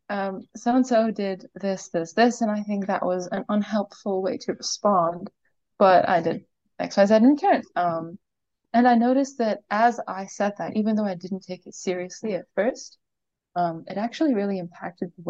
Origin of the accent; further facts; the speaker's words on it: Kuwait; I grew up in Kuwait, uh, and I'm not sure uh, how many people be familiar with this, but basically in the Middle East